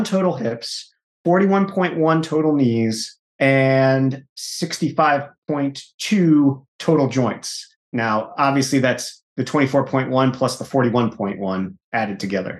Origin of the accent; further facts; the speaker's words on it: New York, United States; I'm from New York